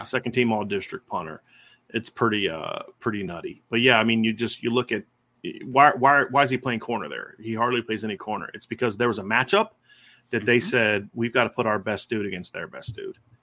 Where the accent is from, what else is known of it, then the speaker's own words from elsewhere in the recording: Northwest Ohio, United States; growing up in Northwest Ohio